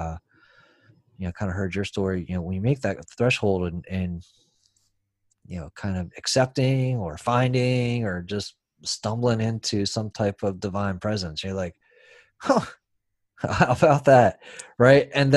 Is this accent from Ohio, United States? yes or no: no; San Francisco, California, United States; I was born in San Francisco